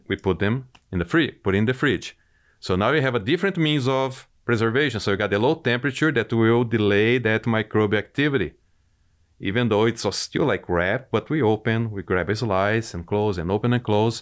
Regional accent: Brazil; moved away as an adult; now in United States; I'm originally from Brazil. I grew up on a dairy operation

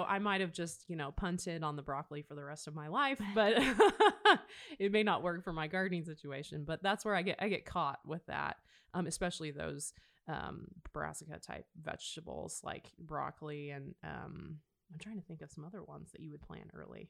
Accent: Nebraska, United States; I remember growing up in Nebraska, we did some of that early season gardening.

